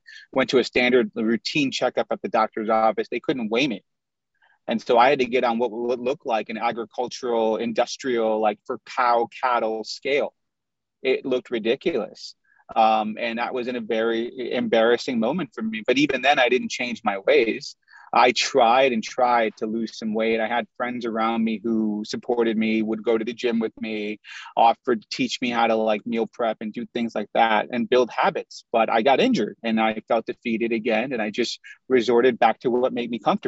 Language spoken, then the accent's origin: English; Chicago, Illinois, United States; also born or lived in Indiana; I grew up in the Midwest. I'm from Chicago. We lived in Indiana for a little while